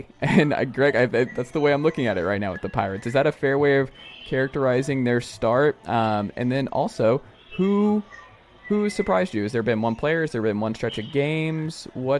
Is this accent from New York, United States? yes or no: no; Atlanta, Georgia, United States; now in East Tennessee, United States; I'm from Atlanta. I am.